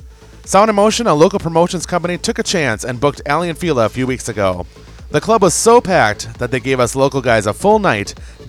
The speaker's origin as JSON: {"language": "English", "town": "Minneapolis", "region": "Minnesota", "country": "United States", "tie": "born or raised there", "said": "my hometown of Minneapolis, Minnesota"}